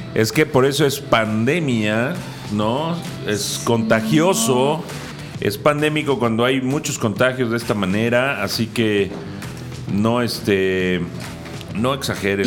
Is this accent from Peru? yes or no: no; Mexico; como buenos mexicanos